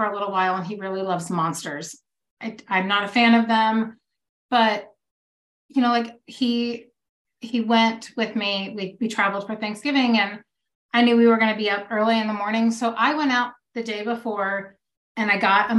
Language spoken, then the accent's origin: English; the South, United States; now in Texas, United States; I'm from the South and, you know, I live in Texas